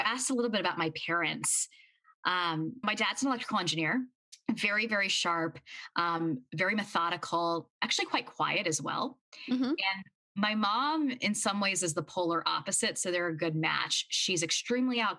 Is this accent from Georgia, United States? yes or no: no; Louisiana, United States; also born or lived in Mississippi; I was born in Louisiana, and I grew up in Louisiana and in Mississippi